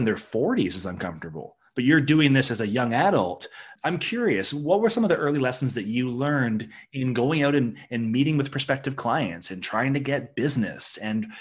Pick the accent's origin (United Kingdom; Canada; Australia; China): Canada; Victoria, British Columbia; I remember growing up in Victoria